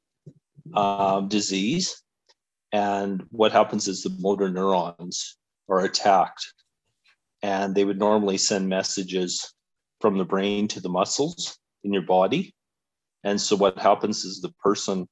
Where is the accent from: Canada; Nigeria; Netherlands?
Canada; Alberta; So I grew up in Alberta, and I have lived in Calgary for 25 years